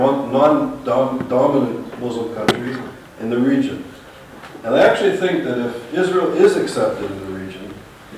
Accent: Montreal, Quebec, Canada; moved away as an adult; I'm from Montreal

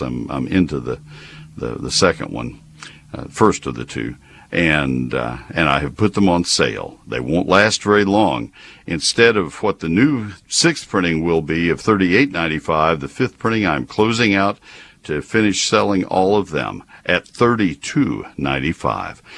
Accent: McKinney, Texas, United States; I'm on the board of the Crepe Myrtle Trails of McKinney. That's my hometown

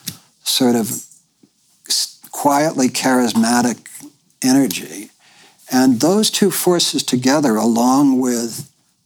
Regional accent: New York, United States; moved away as an adult; now in Bolinas, United States; I grew up in New York, in the New York intelligentsia

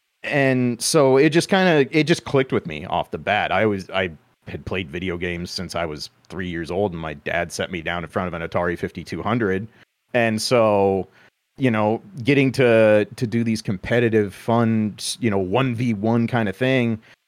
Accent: Midwest, United States; I'm from the Midwest.

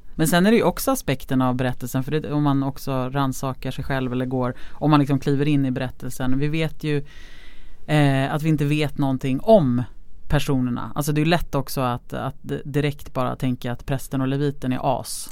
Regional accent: Lidingö, Stockholm County, Sweden; Jag är ju uppvuxen på Lidingö

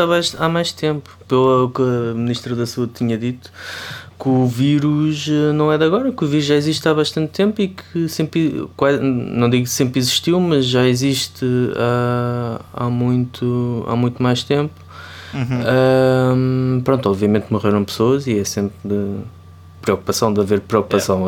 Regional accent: Ribatejo, Portugal; da minha terra, do Ribatejo

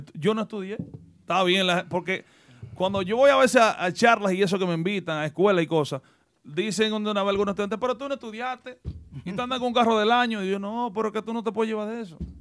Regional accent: Salcedo, Hermanas Mirabal, Dominican Republic; now in United States; mi pueblo Salcedo

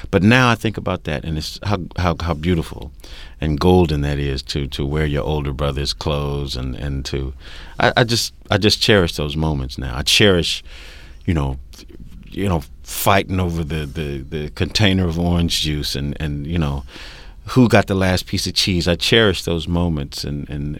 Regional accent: Bakersfield, California, United States; moved away as an adult; also born or lived in Brooklyn, New York; I grew up in Bakersfield, California

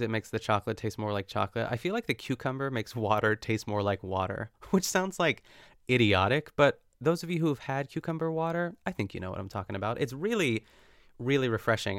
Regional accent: North Huntington, Pennsylvania, United States; my hometown of North Huntington, Pennsylvania

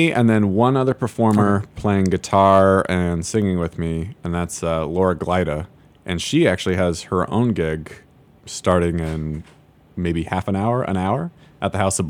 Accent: Seattle, Washington, United States; moved away as an adult; now in Chicago, United States; my hometown, or home neighborhood, I should say. I'm from Seattle.

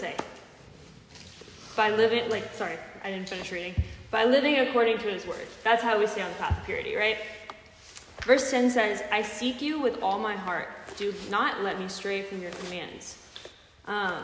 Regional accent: Texas, United States; now in Tennessee, United States; I'm from Texas

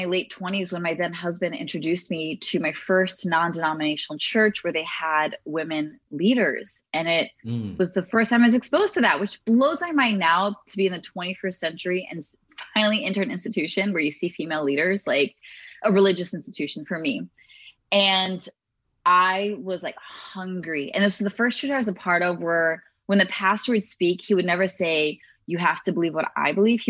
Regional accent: United States; I grew up in the Baptist community here in the US

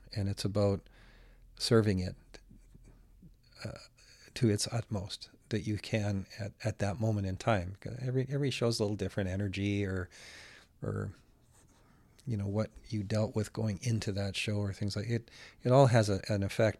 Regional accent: Alberta, Canada; also born or lived in Winnipeg, Manitoba; I was born in Winnipeg, but I came to Alberta when I was about a year old.

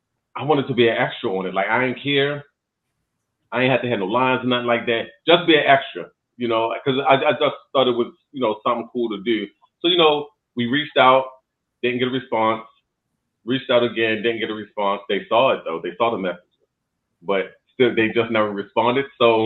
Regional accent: Baltimore, Maryland, United States; I'm from Baltimore, born and raised. On the west side of Baltimore, is it different? Born and raised on the west side of Baltimore.

